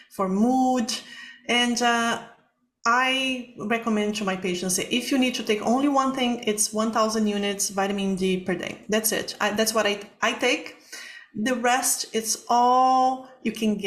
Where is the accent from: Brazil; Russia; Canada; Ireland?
Brazil; moved away; I'm from Brazil